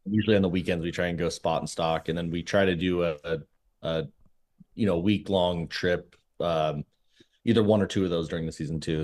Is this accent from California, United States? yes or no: yes; San Diego, California, United States; moved away; I grew up in San Diego